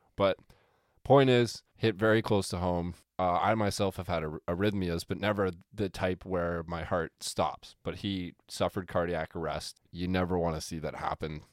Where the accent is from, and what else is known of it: Canada